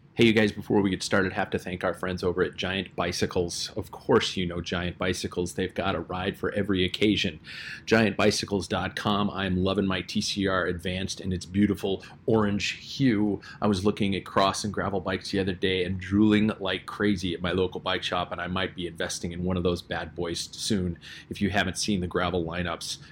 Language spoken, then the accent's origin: English; United States; as an American